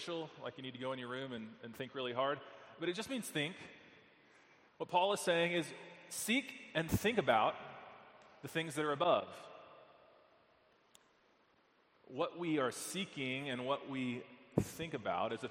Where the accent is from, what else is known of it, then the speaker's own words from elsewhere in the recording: Texas, United States; moved away; I'm from Texas.